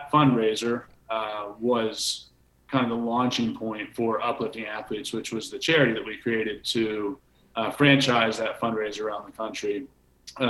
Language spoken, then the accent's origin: English; Enola, Pennsylvania, United States; I grew up in Enola, Pennsylvania.